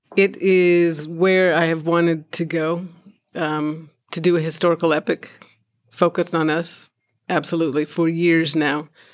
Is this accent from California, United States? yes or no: yes; California, United States; born or raised there; also born or lived in Chicago, Illinois